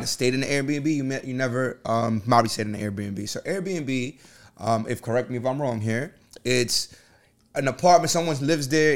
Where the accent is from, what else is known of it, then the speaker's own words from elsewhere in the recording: New York City, New York, United States; I'm from the Bronx